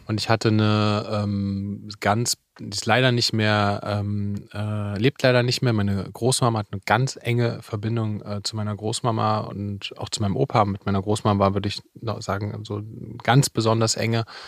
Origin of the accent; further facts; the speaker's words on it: Leipzig, Saxony, Germany; ich bin in Leipzig groß geworden